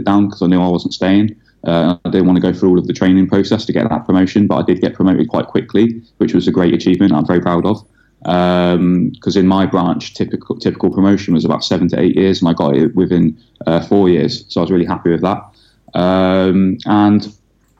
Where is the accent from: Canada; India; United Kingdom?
United Kingdom; Swindon, South West England; now in Stoke-on-Trent, United Kingdom; I was born and raised in Swindon in Wiltshire.